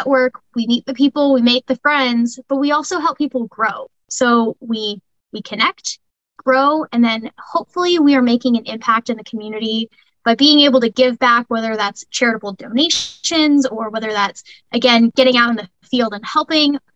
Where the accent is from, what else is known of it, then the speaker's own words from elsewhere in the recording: California, United States; also born or lived in Spokane, United States; my dad was a Marine, served in the Marine Corps for 24 years, so I grew up down there moved around quite a bit. California was always the home base.